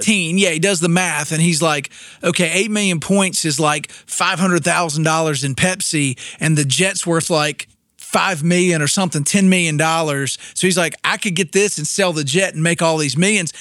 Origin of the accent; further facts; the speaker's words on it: Winston-Salem, North Carolina, United States; I grew up in Winston-Salem, North Carolina